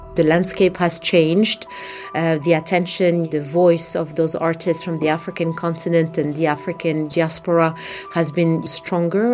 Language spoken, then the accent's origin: English; Casablanca, Casablanca-Settat, Morocco; I was born and raised in Morocco